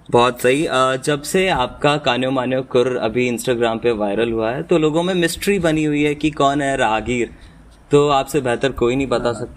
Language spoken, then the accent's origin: Hindi; Rajasthan, India; और मैं भी राजस्थान से बिलोंग करता हूँ मैंने भी यहाँ पर फोक म्यूज़िक काफ़ी सुना है